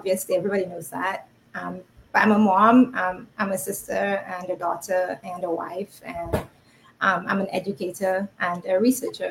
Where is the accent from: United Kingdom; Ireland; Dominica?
Dominica; moved away as an adult; also born or lived in Canada; now in United States; I was raised in Dominica. I left home at 19-ish, about 19. So I spent all of my formative years in Dominica.